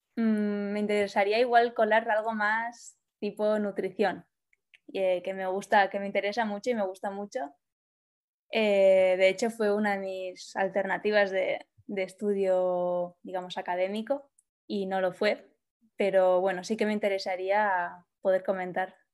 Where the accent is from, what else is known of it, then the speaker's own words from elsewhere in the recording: Basque Country, Spain; moved away as an adult; now in Barcelona, Spain; soy del País Vasco y por eso estudié allí